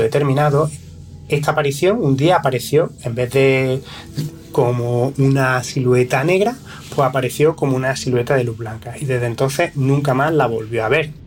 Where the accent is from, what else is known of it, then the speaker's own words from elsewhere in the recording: province of Córdoba, Andalusia, Spain; aquí en la provincia de Córdoba se han dado, de que de donde yo procedo